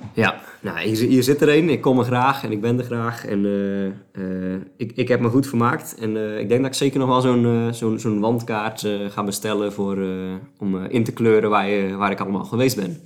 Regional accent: Wijngaarden, South Holland, Netherlands; het, dorp, een kilometer boven Sliedrecht, waar ik geboren ben, is Wijngaarden

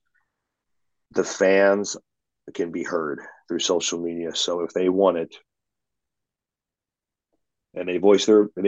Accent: the Northwest, Pacific Northwest, United States; I'm from the Northwest.

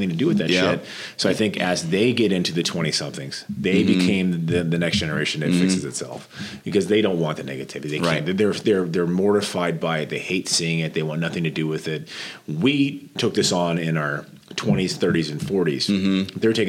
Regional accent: Norfolk, Nebraska, United States; moved away; in Norfolk last week, my hometown

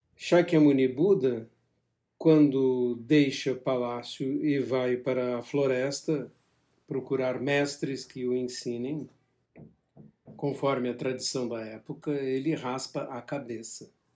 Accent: Brazil; como brasileiro

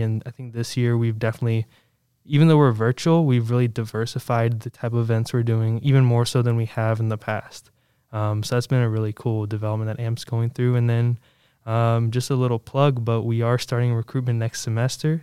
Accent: Williamsburg, Virginia, United States; I grew up in the Williamsburg area, like I said, you know, just about 30 minutes away

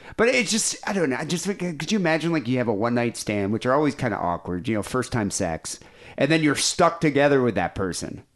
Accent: Johannesburg, Gauteng, South Africa; moved away; I grew up in South Africa, so I was in Johannesburg.

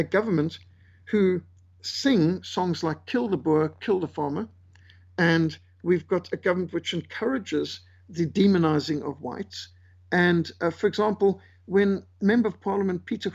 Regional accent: Zimbabwe; now in South Africa; I was brought up in Rhodesia.

